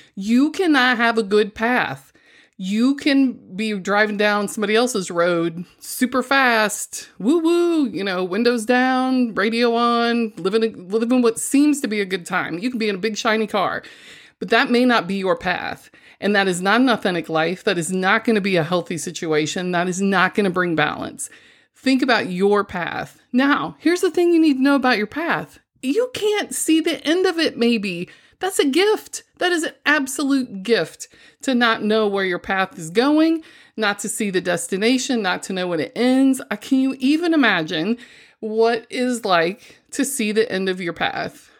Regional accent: Missouri, United States; I'm from the Show Me State

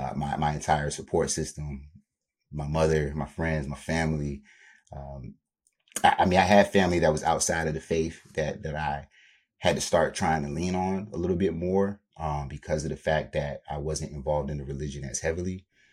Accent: Virginia, United States; I grew up in Virginia, Southern Virginia, so the Tidewater area for anybody in the 757. I pretty much grew up down there.

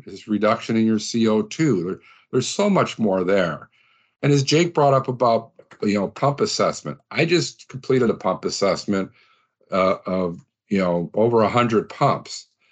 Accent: Midwest, United States; we're both from the Midwest

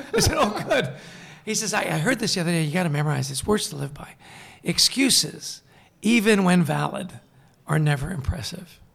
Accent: Vancouver, British Columbia, Canada; moved away; also born or lived in East Coast; I grew up in Vancouver, British Columbia

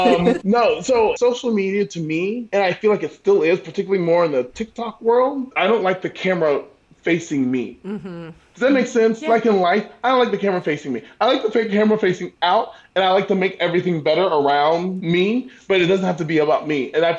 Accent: Southeast, United States; Growing up on the East Coast, the Southeast Coast of the United States, hurricanes are kind of where it's at for me.

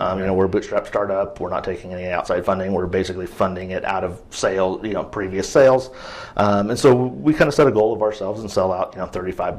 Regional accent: Midwest, United States; now in Portland, United States; I'm from the Midwest, so everything's either vinegar-based or like a mustard sauce.

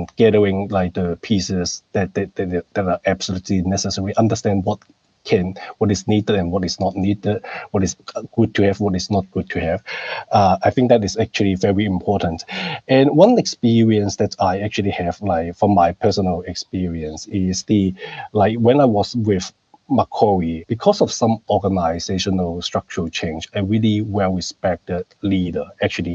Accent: Hong Kong; moved away as an adult; also born or lived in Canberra, Australia; now in Sydney, Australia; I grew up in Hong Kong

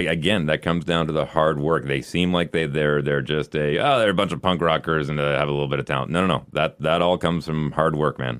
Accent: Canada; as a Canadian

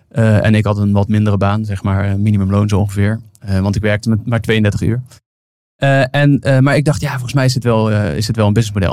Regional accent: Venlo, Limburg, Netherlands; accent: zachte G; ik kom uit Limburg, dus ik pas me als iemand anders Limburgs tegen mij praat of met een zachte G

